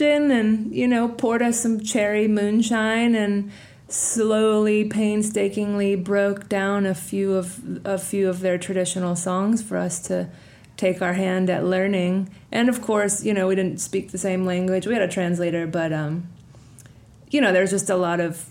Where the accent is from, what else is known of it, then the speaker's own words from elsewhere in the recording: Atlanta, Georgia, United States; now in North Carolina, United States; I grew up in Atlanta.